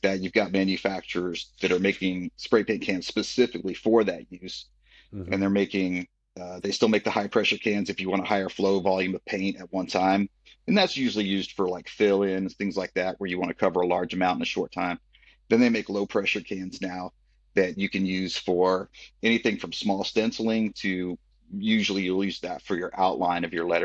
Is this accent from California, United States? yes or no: no; Austin, Texas, United States; I'm from Austin originally. I grew up here